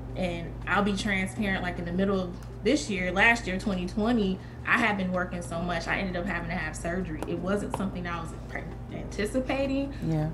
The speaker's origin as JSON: {"language": "English", "town": "Kalamazoo", "region": "Michigan", "country": "United States", "tie": "born or raised there", "said": "my hometown in Kalamazoo, Michigan"}